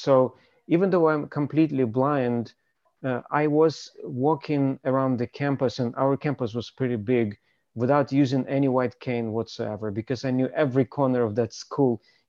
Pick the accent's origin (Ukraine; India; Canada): Ukraine; born there; I was born in Ukraine, as you pointed out